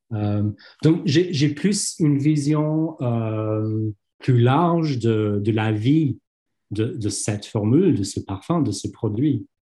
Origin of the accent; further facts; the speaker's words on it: London, United Kingdom; French is a second language; je suis londonien